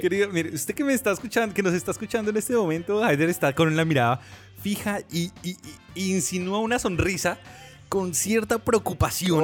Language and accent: Spanish; Bogotá, Colombia; nosotros como buenos cachacos